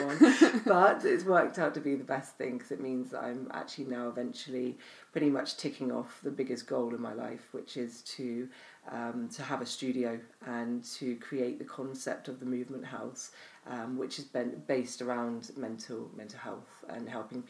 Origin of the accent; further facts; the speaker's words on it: Arbroath, Scotland, United Kingdom; born there; also born or lived in Cornwall; So I was born in Scotland. I was born in Arbroath. My father was based there.